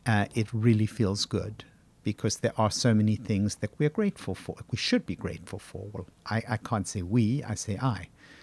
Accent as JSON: {"language": "English", "town": "Johannesburg", "region": "Gauteng", "country": "South Africa", "tie": "born there", "said": "I was born in 1950 in Johannesburg, and I'd heard about the Holocaust"}